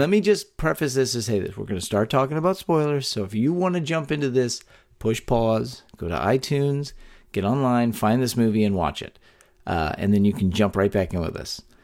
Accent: Texas, United States; born or raised there

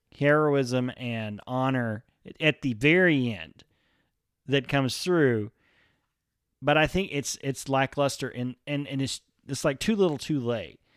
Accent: Texas, United States; as a Texan in two thousand fourteen

